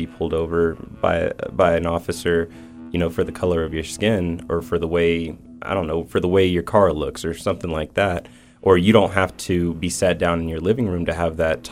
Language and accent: English; Las Vegas, Nevada, United States; moved away as an adult; also born or lived in East St. Louis, Illinois; now in Reno, United States; I'm from Las Vegas, Nevada